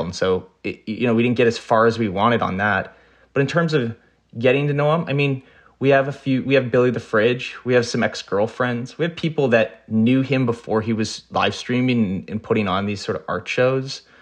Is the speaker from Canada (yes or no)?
yes; Canada; I'm also Canadian